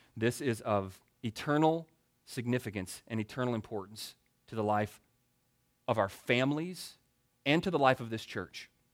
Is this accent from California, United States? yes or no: no; Baton Rouge, Louisiana, United States; moved away; also born or lived in Greenville, South Carolina; I was born and reared in Baton Rouge, Louisiana. So I grew up eating the best food on earth